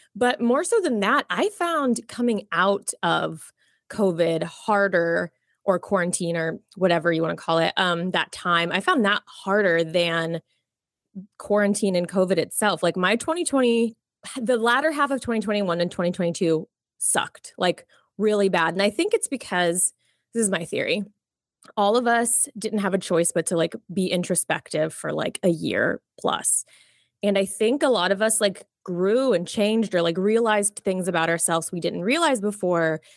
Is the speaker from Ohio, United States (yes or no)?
no; Jacksonville, Florida, United States; also born or lived in Miami, Florida; I was born in Miami, um, but I grew up mostly in Jacksonville, Florida, so border of Florida and Georgia